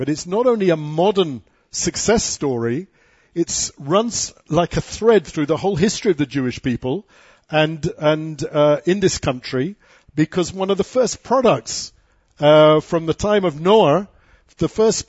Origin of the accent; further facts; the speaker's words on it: United Kingdom; now in Israel; I'm a Brit.